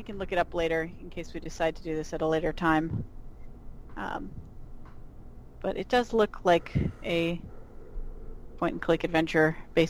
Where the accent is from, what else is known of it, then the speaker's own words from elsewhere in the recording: New England, United States; moved away; As someone who grew up in a small New England town